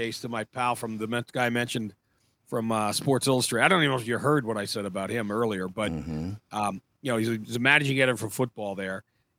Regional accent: New Jersey, United States; moved away; we're both from Jersey

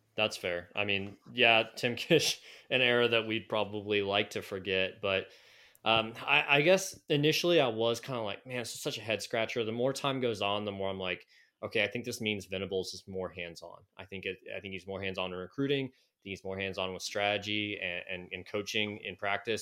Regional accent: Raleigh-Durham area, North Carolina, United States; when I was growing up in the Raleigh-Durham area

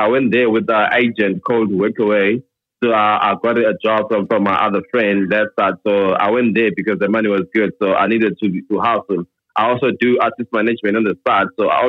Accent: Soweto, Gauteng, South Africa; moved away as an adult; now in KwaZulu-Natal, South Africa; I'm from Soweto, Primrose, but I moved to KZN a year ago for work.

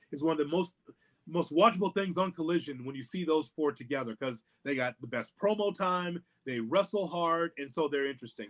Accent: Midwest, United States; we're both from the Midwest

